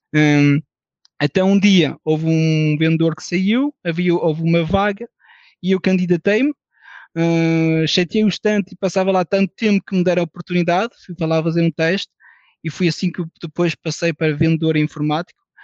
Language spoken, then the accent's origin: Portuguese; France; now in Portugal; nasci em França, de pais portugueses